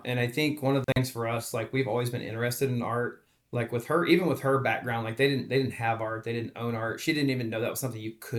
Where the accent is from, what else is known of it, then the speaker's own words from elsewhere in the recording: Dallas, Texas, United States; moved away as an adult; also born or lived in St. Louis / Oklahoma City / Wichita, Kansas; now in Kansas City, United States; Well, I'm not originally from Kansas City. I'm originally from Texas, down the DFW area.